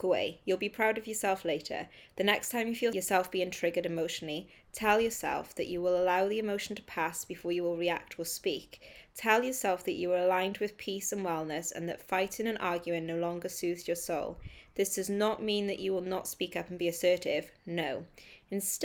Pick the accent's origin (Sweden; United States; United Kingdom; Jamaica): United Kingdom; I'm a British writer